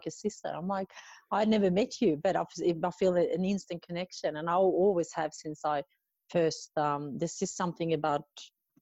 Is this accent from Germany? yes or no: no; Sweden; moved away as an adult; now in Australia; I'm originally from Sweden, but I've been living in Australia for the last 20 years.